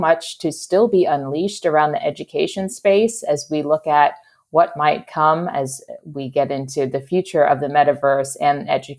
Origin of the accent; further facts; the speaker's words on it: Pennsylvania, United States; moved away; I was visiting the hometown I grew up in Pennsylvania a few months ago.